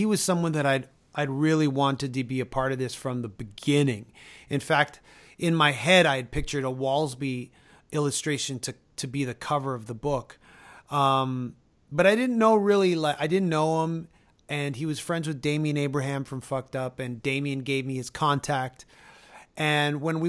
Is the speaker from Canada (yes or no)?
yes; Canada; we're both Canadian